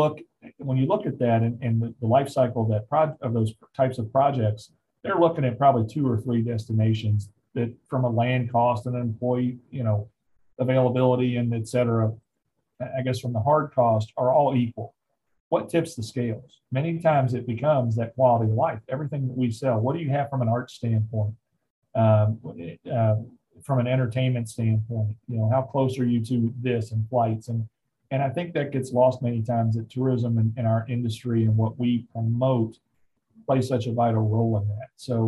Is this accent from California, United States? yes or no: no; Covington, Kentucky, United States; get up to Covington, my hometown